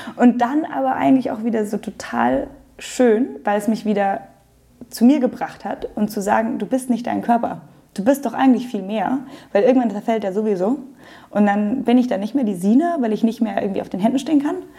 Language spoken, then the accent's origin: German; Munich, Bavaria, Germany; Also ich bin Münchnerin, meine Eltern sind in München geboren, sogar die Großeltern. Also ich bin Aha, so durch und durch Münchner Kindel